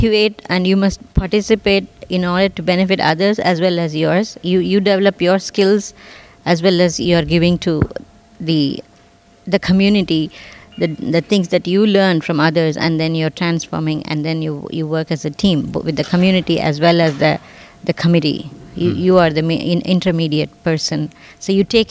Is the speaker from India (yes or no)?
yes; India; moved away as an adult; now in Sunnyvale, United States; I grew up in India, but all my adult life I've been in California